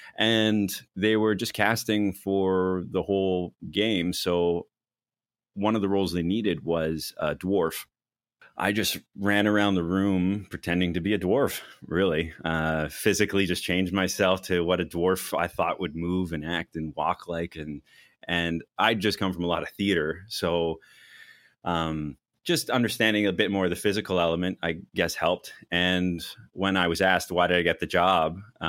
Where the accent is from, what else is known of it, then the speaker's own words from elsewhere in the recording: Lake Louise, Alberta, Canada; also born or lived in Athens, Greece; I was born in Athens, Greece, and I grew up in a lot of places, but majority in the Rocky Mountains, Lake Louise, Alberta area.